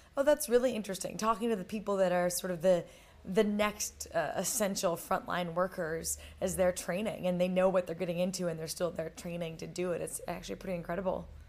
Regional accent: United States; as an American

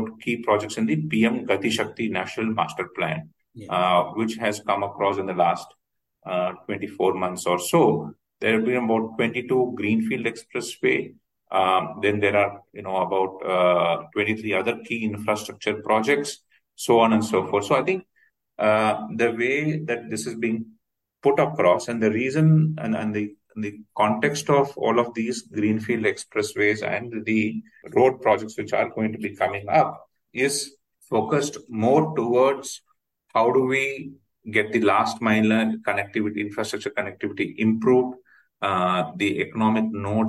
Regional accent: India; as we are in India and as Indian citizens traveling across the country

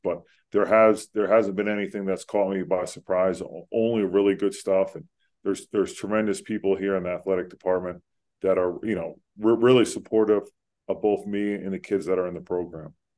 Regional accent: Pennington, New Jersey, United States; I grew up in Central Jersey

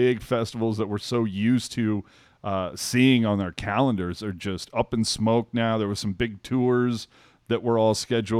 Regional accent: California, United States; we're from California.

